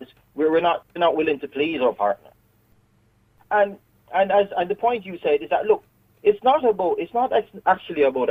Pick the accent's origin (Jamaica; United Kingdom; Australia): Jamaica; accent: Jamaican; moved away as an adult; I am actually Jamaican. I've been living here for 15 years